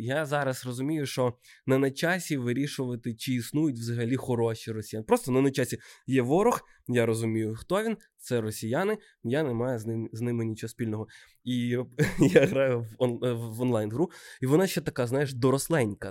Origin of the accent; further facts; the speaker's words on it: Odesa, Odesa Oblast, Ukraine; з Одеси, з мого рідного міста